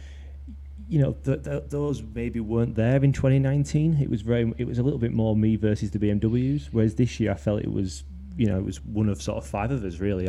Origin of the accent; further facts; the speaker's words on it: Leeds, Yorkshire and the Humber, United Kingdom; also born or lived in Twickenham; now in Binfield, United Kingdom; So I'm from Leeds originally, but I moved to Twickenham about a year ago